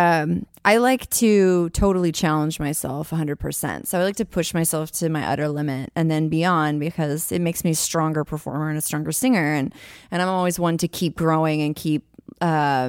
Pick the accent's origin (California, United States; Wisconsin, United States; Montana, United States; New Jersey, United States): California, United States; San Francisco; moved away; come back home to San Francisco because I've never done a big production in my hometown ever, like, ever. And I grew up in the Haight-Ashbury.